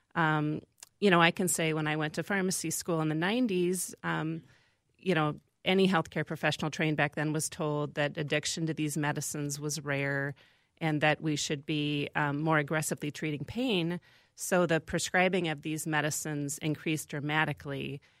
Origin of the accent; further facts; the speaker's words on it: Van Horne, Iowa, United States; moved away; I grew up in a small town in Iowa, uh, Van Horn, Iowa